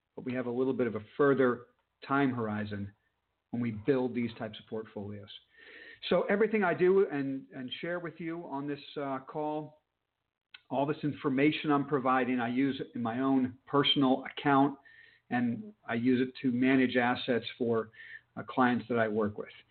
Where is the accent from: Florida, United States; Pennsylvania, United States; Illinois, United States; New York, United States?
Florida, United States; Palm Beach; I'm from Palm Beach